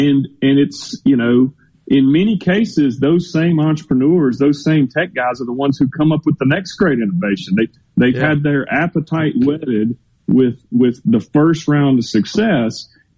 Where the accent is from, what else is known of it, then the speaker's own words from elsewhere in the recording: Mississippi, United States; born and raised in Mississippi, and, you know, through and through Mississippi, want to see us do well.